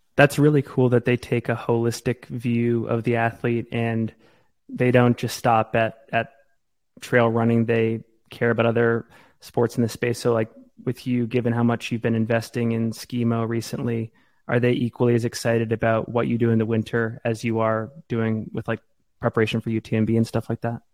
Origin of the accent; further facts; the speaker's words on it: Maine, United States; now in Salt Lake City, United States; I, I, grew up in Maine.